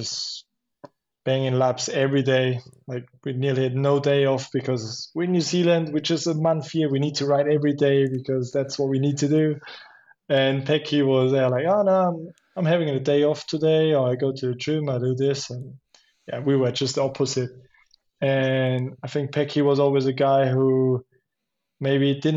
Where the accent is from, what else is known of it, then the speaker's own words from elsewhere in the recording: Schladming, Styria, Austria; I grew up in Schladming and the roots and everything